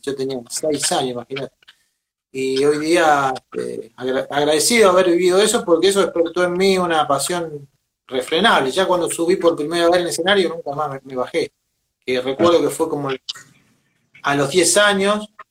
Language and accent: Spanish; Venado Tuerto, Santa Fe, Argentina; Yo soy de Venado Tuerto, Santa Fe, al, sur de Santa Fe